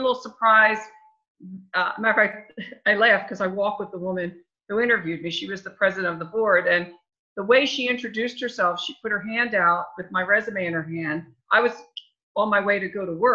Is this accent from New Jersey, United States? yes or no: yes; Berlin, New Jersey, United States; now in Hamilton, United States; I was from Berlin